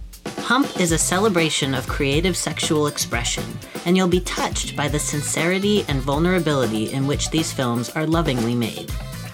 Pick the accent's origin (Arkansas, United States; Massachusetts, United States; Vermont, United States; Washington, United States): Massachusetts, United States; Boston; I'm 35, and I'm from Boston.